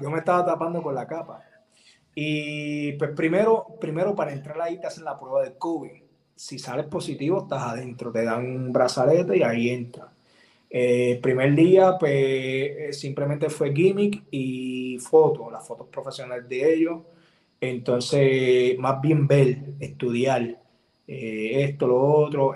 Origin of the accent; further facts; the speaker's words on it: Puerto Rico; vengo de Puerto Rico